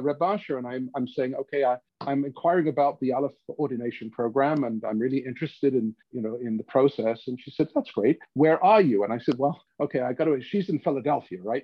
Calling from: Regina, Saskatchewan, Canada; I'm calling from Regina

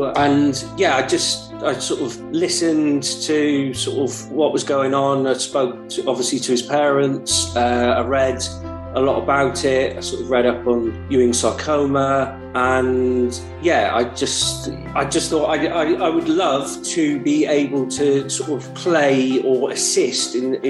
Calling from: Stoke-on-Trent, West Midlands, United Kingdom; I'm currently joining you from Stoke-on-Trent.

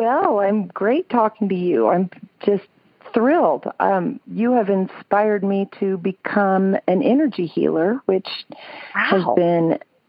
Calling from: Thornton, Colorado, United States; I'm calling from Denver. I actually live in Thornton, which is a suburb of Denver.

